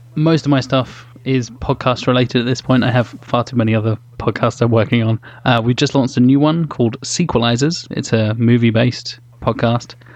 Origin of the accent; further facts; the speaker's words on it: United Kingdom; we, we're all British. We're all, all very, unfortunately very British.